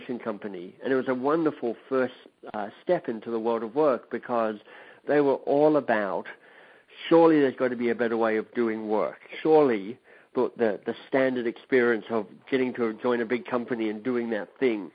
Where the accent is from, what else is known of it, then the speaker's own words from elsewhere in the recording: Australia; moved away as an adult; also born or lived in England; I studied in Australia because I'm Australian by birth.